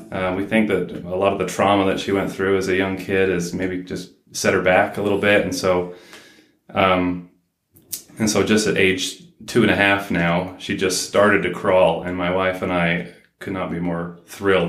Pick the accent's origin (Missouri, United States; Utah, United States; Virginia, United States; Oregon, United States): Utah, United States; South Ogden; I grew up here in Ogden, well, South Ogden